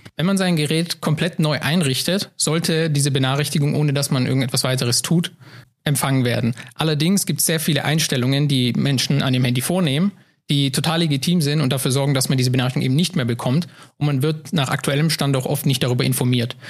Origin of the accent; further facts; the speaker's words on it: Heilbronn region, Baden-Württemberg, Germany; moved away as an adult; now in Saarbrücken, Germany; ich komme aus Baden-Württemberg, ähm, aus der Region Heilbronn. Und ähm, dort bin ich auch mein, mein ganzes Leben gewesen und groß